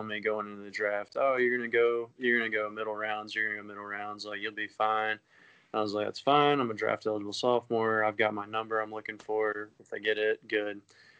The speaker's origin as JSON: {"language": "English", "region": "Georgia", "country": "United States", "tie": "born or raised there", "said": "I grew up in Georgia"}